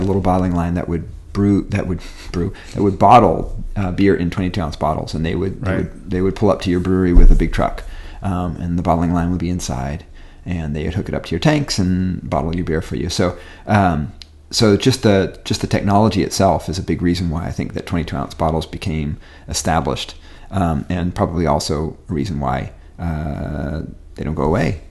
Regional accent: Wisconsin, United States; also born or lived in California; I moved from California to Wisconsin as a kid

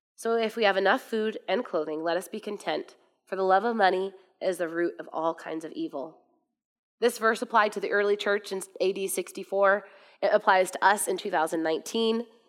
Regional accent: United States; I'm from America

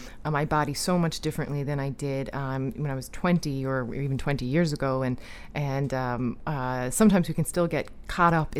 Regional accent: Newfoundland and Labrador, Canada; I'm from Newfoundland

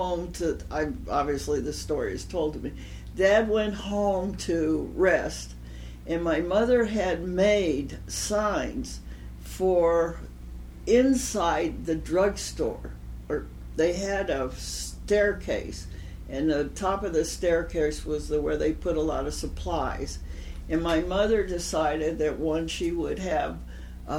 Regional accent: Los Angeles, California, United States; Los Angeles, California

